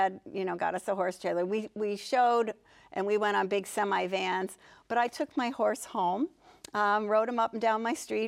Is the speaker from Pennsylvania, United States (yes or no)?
yes; Pittsburgh, Pennsylvania, United States; So, we lived in Pittsburgh in the suburbs, and I have a sister who is 3 years younger.